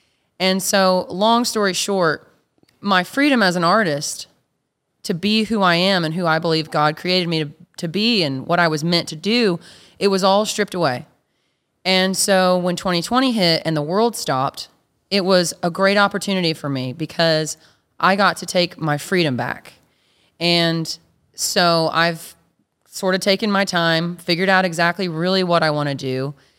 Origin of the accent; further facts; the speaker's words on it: Two Buttes, Colorado, United States; Yeah, Two Buttes, Colorado. Yep.